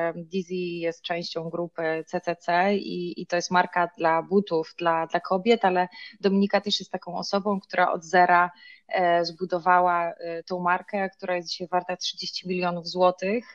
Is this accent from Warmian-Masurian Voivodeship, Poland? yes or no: yes; Ostróda, Warmian-Masurian Voivodeship, Poland; moved away as an adult; now in Warsaw, Poland; ja nie jestem z, z Warszawy, choć mieszkam na co dzień w, tutaj, tylko jestem z, z, z Ostrudy, czyli z Mazur.